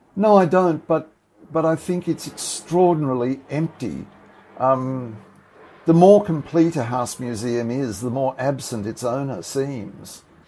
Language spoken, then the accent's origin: English; Australia; I'm profoundly Australian and this is my home